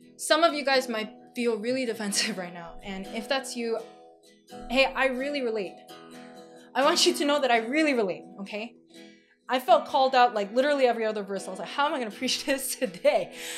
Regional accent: New York, United States; I'm from New York

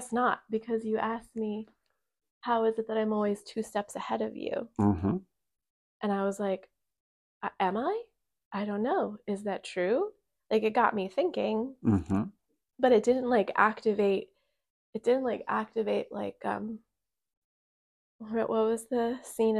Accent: Virginia, United States; born there; and then my mom and dad came over here from my birth, and I was born in Virginia.

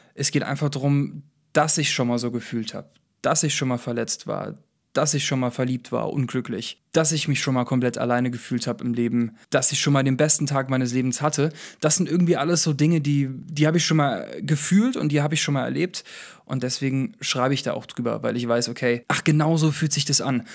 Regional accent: Saarbrücken, Saarland, Germany; Ich komme aus Saarbrücken und ich bin Singer-Songwriter

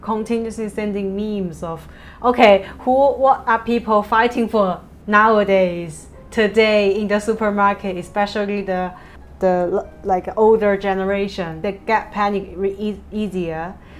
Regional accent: China; moved away as an adult; now in Hong Kong; I went back to my hometown to spend Chinese New Year with my family

